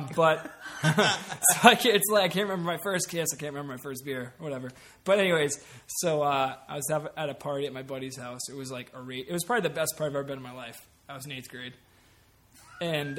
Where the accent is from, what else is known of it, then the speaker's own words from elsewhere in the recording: Raleigh, Massachusetts, United States; also born or lived in Vermont; I grew up in Raleigh.